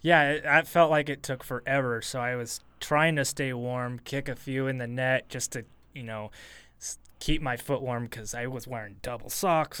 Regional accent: Portland, Oregon, United States; moved away; also born or lived in Eugene, Oregon / Boise, Idaho; I was born in Portland. I grew up in Portland before I even moved here

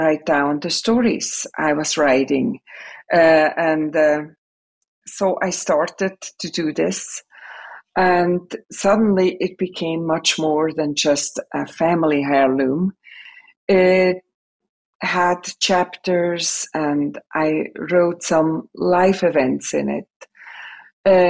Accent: Switzerland; English is a second language; moved away as an adult; now in United States; I'm born and raised in Switzerland

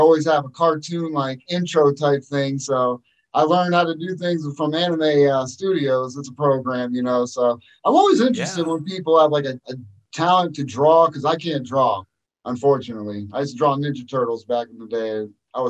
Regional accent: Erie, Pennsylvania, United States; moved away as an adult; growing up in Erie, Pennsylvania

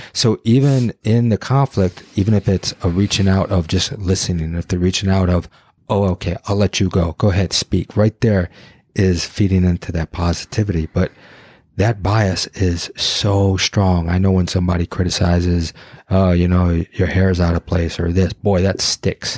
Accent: Detroit, Michigan, United States; I grew up in Detroit.

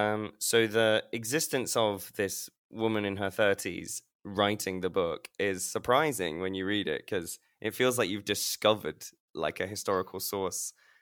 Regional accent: Leicester, East Midlands, United Kingdom; I was born in the Leicester Royal Infirmary

